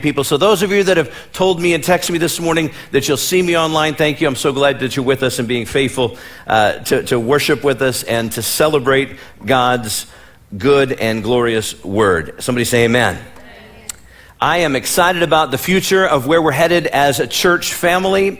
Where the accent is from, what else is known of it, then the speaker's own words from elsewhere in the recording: Midwest, United States; moved away; where I come from, born and raised in the Midwest, there were snow days.